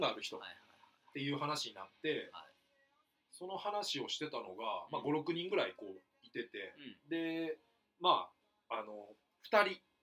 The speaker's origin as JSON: {"language": "Japanese", "area": "Ise area", "region": "Mie", "country": "Japan", "tie": "born or raised there", "moved": "yes", "said": "伊勢とか何回もうちの実家の方来てる"}